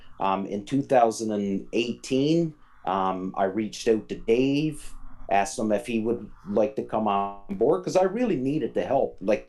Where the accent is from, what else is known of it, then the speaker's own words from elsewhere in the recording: Newfoundland and Labrador, Canada; moved away; When I left Newfoundland and I joined the military, well, there was no time for